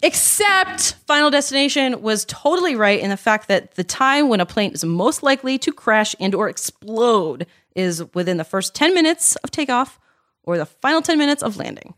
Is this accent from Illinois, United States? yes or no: no; Baltimore, Maryland, United States; I am from Baltimore. I love that city. It is my heart and soul.